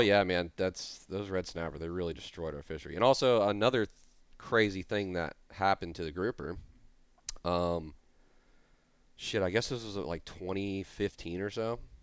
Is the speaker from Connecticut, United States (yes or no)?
no; Jacksonville, Florida, United States; moved away as an adult; also born or lived in Tennessee / South Louisiana; I'm from Jacksonville, Florida